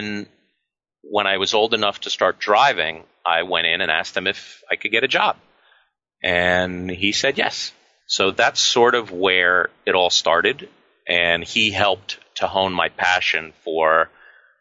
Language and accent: English; Westchester, New York, United States; As a 15-year-old, growing up in Westchester